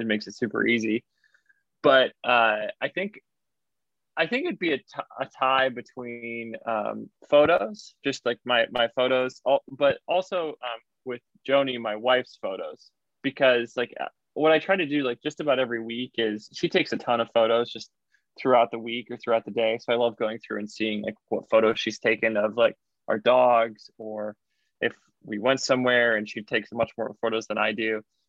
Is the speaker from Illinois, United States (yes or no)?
yes; Illinois, United States; born there; also born or lived in Indiana; Yeah, no, I wasn't. I was born in Illinois.